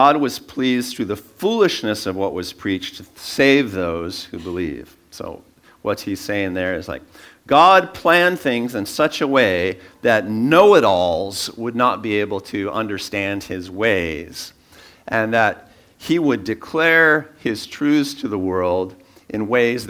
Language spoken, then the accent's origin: English; San Francisco Bay Area, California, United States; I was born in the Bay Area